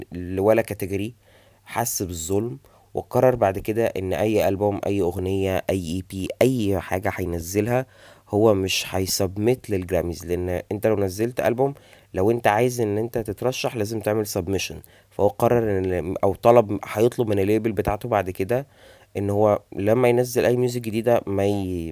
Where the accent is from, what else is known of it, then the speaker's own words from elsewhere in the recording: Egypt; عندنا في مصر